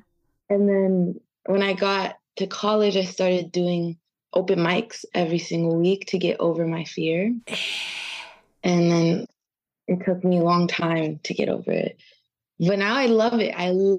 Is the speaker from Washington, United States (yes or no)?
yes; Seattle, Washington, United States; now in Los Angeles, United States; I'm from Seattle. I live in LA now.